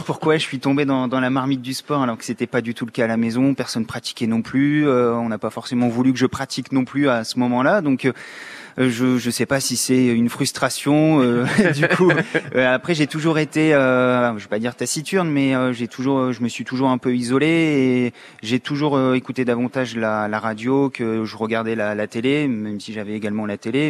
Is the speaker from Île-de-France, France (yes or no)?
no; Oise, near Compiègne, Hauts-de-France, France; moved away as an adult; now in Amiens, France; je suis Picard, mais ouais. Isarien, à côté de Compiègne dans l'Oise mais euh, je suis arrivé sur Amiens pour faire mes, études après mon bac